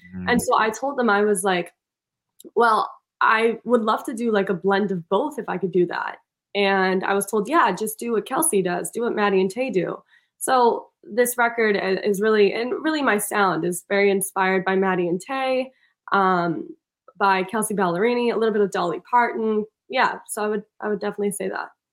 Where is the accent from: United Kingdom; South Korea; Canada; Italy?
Italy; Milan, Lombardy; now in Boston, United States; milan italy